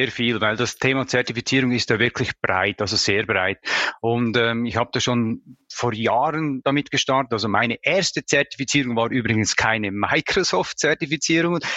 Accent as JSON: {"language": "German", "country": "Switzerland", "said": "Vielleicht habt ihr es bereits bemerkt, ich komme aus Bayern. Nein, ich komme aus der Schweiz"}